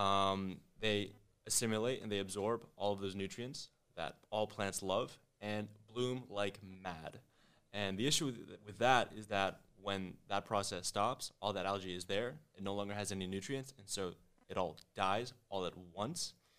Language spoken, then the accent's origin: English; New Delhi, Delhi, India; also born or lived in Connecticut; now in Miami, United States; I was born in Connecticut, but I was raised in New Delhi, India